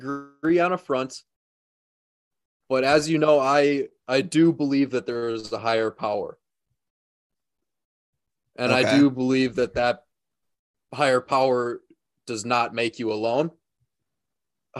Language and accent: English; Wisconsin, United States; I'm from Wisconsin, actually.